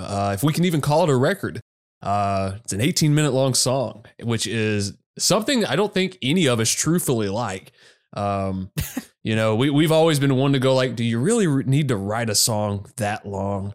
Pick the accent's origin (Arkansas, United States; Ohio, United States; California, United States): Arkansas, United States; I grew up in Arkansas